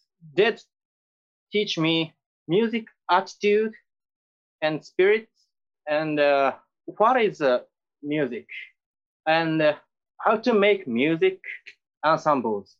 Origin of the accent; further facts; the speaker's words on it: Japan; English is a second language; When I was high school, in my hometown, there is a clothes shop named Jack Store.